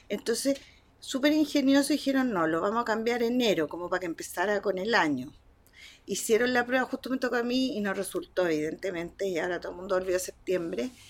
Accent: Spain; moved away as an adult; now in Chile; primero yo soy española, aunque ya estoy chileniza totalmente.

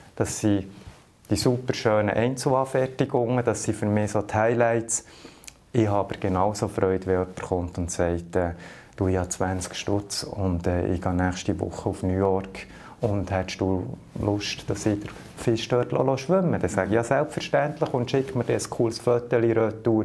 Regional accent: Lüscherz, Bern, Switzerland; Ich bin mit Berufsfischer auf dem See, als ganz kleiner Bub am Bielersee aufgewachsen. Äh, in dem Dorf, wo ich aufgewachsen bin, Lüschertz

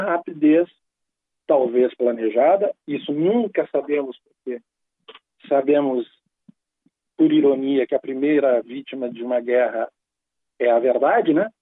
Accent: Brazil; nós que somos brasileiros

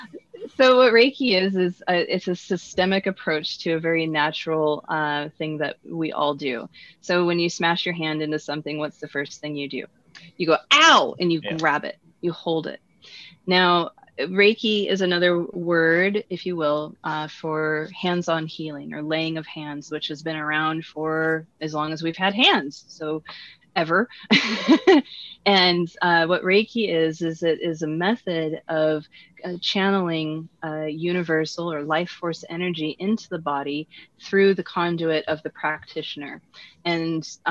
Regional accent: Washington, United States; also born or lived in Ontario; I'm actually from Washington State

